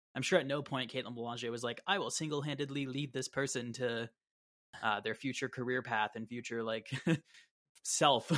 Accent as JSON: {"language": "English", "town": "Brampton", "region": "Ontario", "country": "Canada", "tie": "born or raised there", "said": "I grew up in Brampton"}